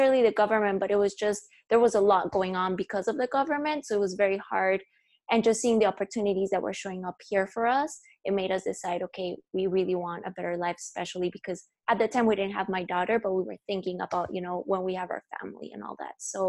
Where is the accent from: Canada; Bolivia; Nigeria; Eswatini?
Bolivia; La Paz; English is a second language; moved away as an adult; also born or lived in Indiana, United States / Portland, United States; now in Seattle, United States; born and raised in La Paz, Bolivia, but currently hustling here in Seattle, Washington